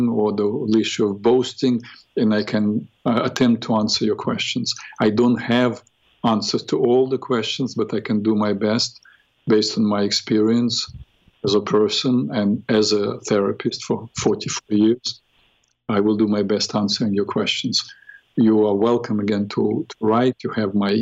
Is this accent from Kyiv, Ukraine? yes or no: no; Odesa, Odesa Oblast, Ukraine; first language Russian; English is a second language; moved away; I grew up in Ukraine, speaking Russian language, because Odessa is really a Russian city